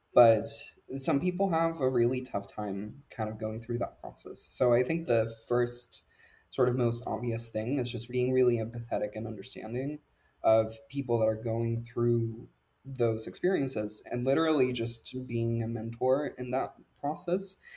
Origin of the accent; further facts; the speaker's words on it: Puerto Rico; moved away; I grew up in Puerto Rico